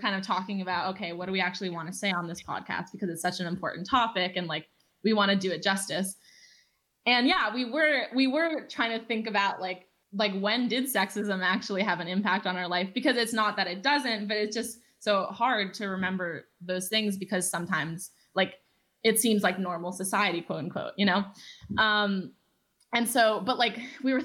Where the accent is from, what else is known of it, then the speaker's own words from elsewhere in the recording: Los Angeles, California, United States; I'm 18 years old and I'm from Los Angeles.